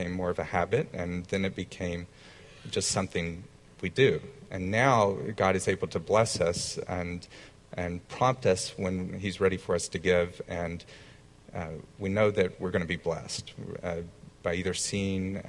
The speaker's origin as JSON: {"language": "English", "region": "the South", "country": "United States", "tie": "born or raised there", "said": "growing up in the South"}